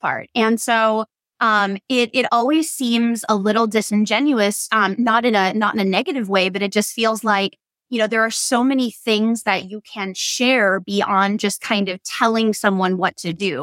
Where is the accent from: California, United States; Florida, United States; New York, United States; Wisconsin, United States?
Wisconsin, United States; Door County; also born or lived in Madison, Wisconsin; I just moved back to Door County, Wisconsin, which is my home